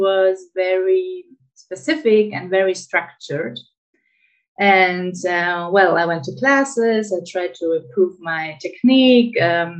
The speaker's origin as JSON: {"language": "English", "country": "Greece", "tie": "born or raised there", "said": "I grew up in Greece, and in Greece, traditional dances are a big thing"}